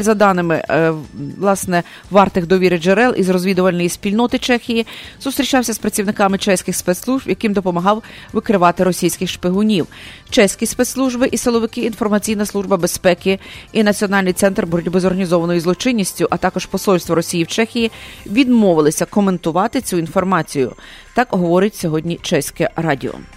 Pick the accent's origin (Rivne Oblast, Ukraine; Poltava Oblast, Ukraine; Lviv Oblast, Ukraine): Lviv Oblast, Ukraine; Lviv; я львів'янка